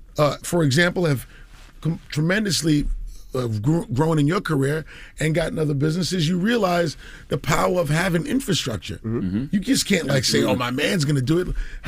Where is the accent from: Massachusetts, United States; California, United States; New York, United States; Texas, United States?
New York, United States; Queens; because I'm a kid from Queens, 5 colleges in 2 years, didn't graduate